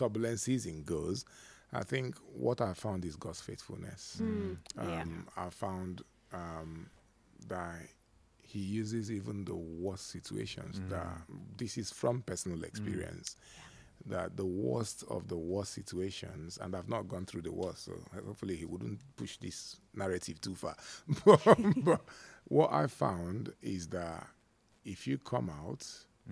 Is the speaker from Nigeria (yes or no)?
yes; Nigeria; among us Nigerians